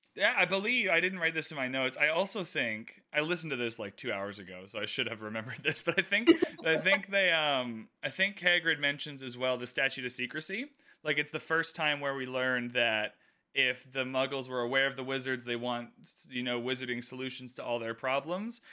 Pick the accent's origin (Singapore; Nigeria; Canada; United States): Canada; I'm Canadian